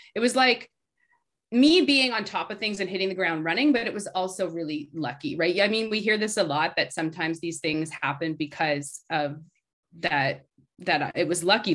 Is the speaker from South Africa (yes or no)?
no; Canada; moved away as an adult; also born or lived in Toronto; now in New York, United States; being a Canadian